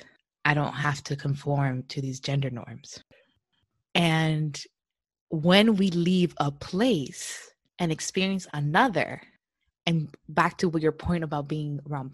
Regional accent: Hialeah, Florida, United States; moved away as an adult; also born or lived in Alabama; now in California, United States; I grew up in Hialeah in Miami.

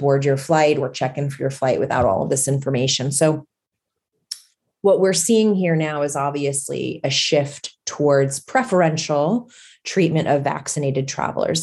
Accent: United States; as an American traveler

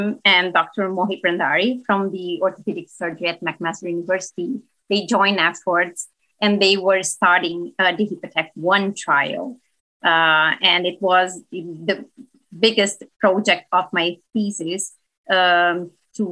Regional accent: Brazil; moved away as an adult; now in Hamilton, Canada; I'm originally from Brazil. And I did all my training there in medicine and general internal medicine.

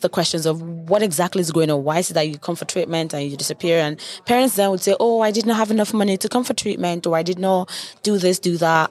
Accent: Nigeria; moved away; I'm Nigerian

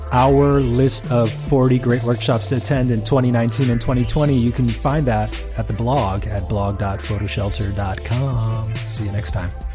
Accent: Hawaii, United States; I'm from Hawaii

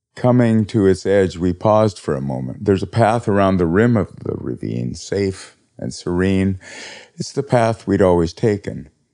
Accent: Montana, United States; moved away; I was from Montana

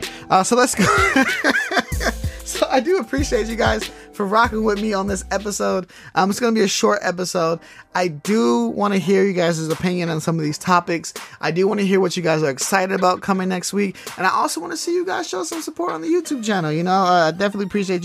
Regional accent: the Bay Area, California, United States; I'm from the Bay

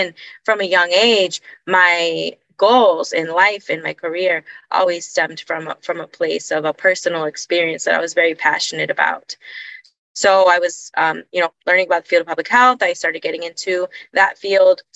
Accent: Honduras; moved away as an adult; now in United States; I was born and raised in Honduras and Honduras, and came to the United States for college

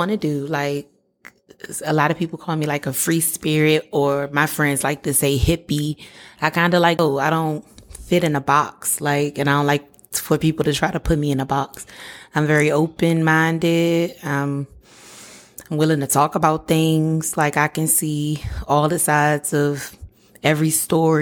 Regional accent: Washington, District of Columbia, United States; I was born and raised in Washington, D.C., Southeast

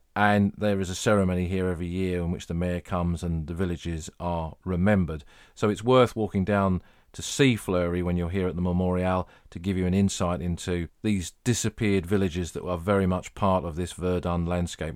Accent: England, United Kingdom; I'm, I'm English

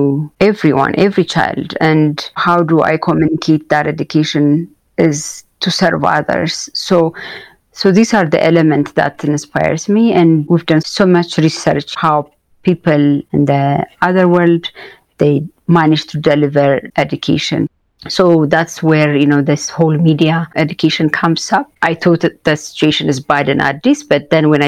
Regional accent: Addis Ababa, Ethiopia; growing up in Addis, the way I raised and what I see around me

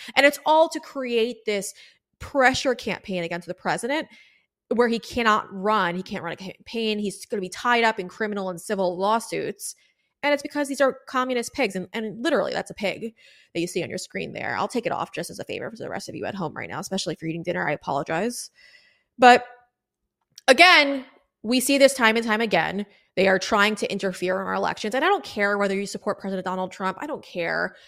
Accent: South Florida, United States; I'm from South Florida, guys. I live in South Florida

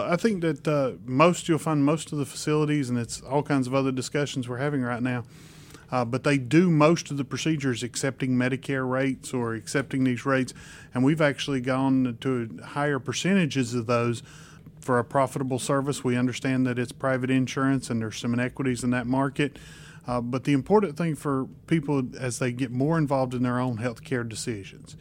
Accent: Spruce Pine, North Carolina, United States; My hometown is Spruce Pine, North Carolina

